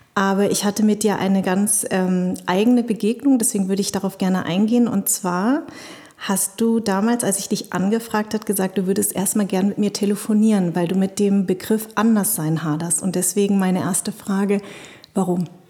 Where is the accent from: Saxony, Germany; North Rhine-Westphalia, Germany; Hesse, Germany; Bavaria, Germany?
Hesse, Germany; Darmstadt; born or raised there